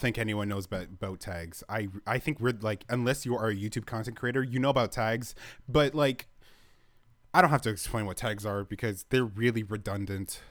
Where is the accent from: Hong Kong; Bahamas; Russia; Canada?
Canada; I'm Canadian